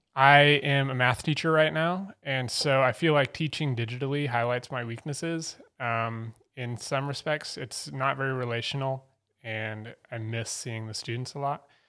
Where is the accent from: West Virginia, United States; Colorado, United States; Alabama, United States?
Colorado, United States; Fort Collins; moved away as an adult; now in Asheville, United States; I was born in Fort Collins and spent the first eighteen years of my life there